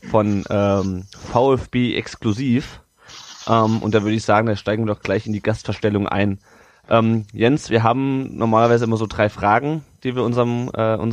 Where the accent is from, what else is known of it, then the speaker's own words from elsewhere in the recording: Kassel, Hesse, Germany; ich komme ja überhaupt nicht aus der Nähe von Stuttgart. Ich komme aus Kassel eigentlich.